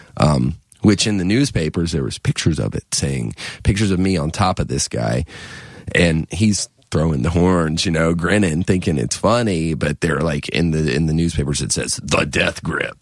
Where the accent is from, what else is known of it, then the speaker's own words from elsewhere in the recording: near Wilmington, Cape Fear area of North Carolina, United States; also born or lived in Richmond; I grew up in the Cape Fear area of North Carolina, down near Wilmington, part of the time.